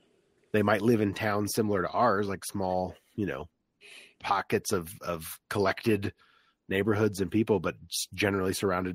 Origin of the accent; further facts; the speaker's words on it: Orlando, Florida, United States; moved away; growing up in Florida, like I knew what the sticks was, you know, like I knew what rural Florida looked like compared to, you know, my very suburban upbringing in Orlando.